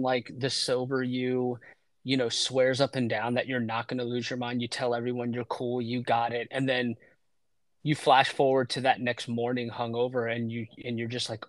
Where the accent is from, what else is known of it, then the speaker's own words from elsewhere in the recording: Waldorf, Maryland, United States; moved away as an adult; And I'm from Waldorf, Maryland.